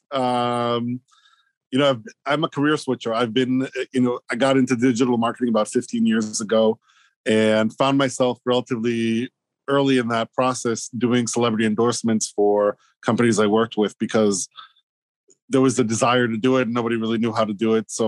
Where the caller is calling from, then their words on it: Hoboken, New Jersey, United States; I'm at home, Hoboken, New Jersey.